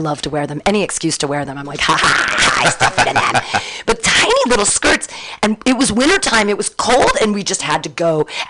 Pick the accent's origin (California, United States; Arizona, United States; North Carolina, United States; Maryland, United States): California, United States; Danville; also born or lived in Livermore / San Diego / Davis / Pleasanton; I grew up in Danville.